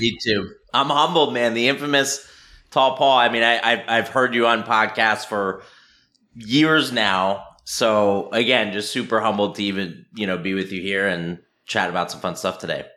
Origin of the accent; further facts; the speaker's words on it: Philadelphia, Pennsylvania, United States; also born or lived in Vermont; born and raised in Philadelphia